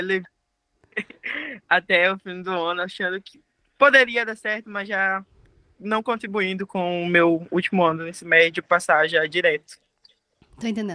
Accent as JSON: {"language": "Portuguese", "town": "Abaetetuba", "region": "Pará", "country": "Brazil", "tie": "born or raised there", "also_born_or_lived": "Belém", "said": "Eu sou de Abaitetuba, como eu te coloquei, no interior. Ou seja, toda a minha formação foi no interior."}